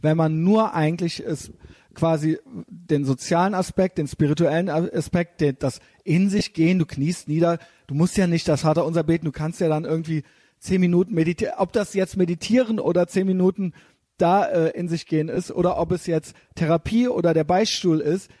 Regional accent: Germany; wo wir hier in Deutschland, ich merke es ja als Deutscher

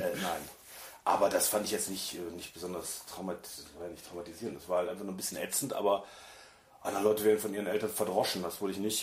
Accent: Germany; moved away; ich bin natürlich auch auf dem Land groß geworden, auf dem richtigen Land und nicht schön, sondern total ätzend. Vor allem ähm, ich, einmal am Tag ein Bus nach Bonn fuhr, der dann drei Stunden gedauert hat

